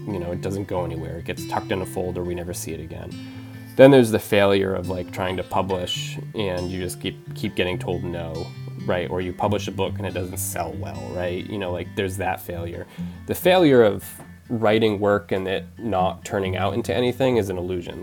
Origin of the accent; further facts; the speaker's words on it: Penobscot Nation, Maine, United States; also born or lived in Bridgeport, Connecticut; when people ask me where I grew up, I say the Penobscot Nation because that just feels like home